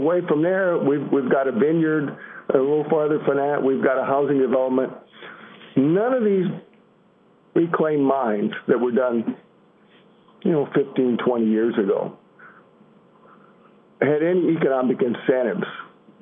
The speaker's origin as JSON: {"language": "English", "region": "Illinois", "country": "United States", "said": "I'm from Illinois"}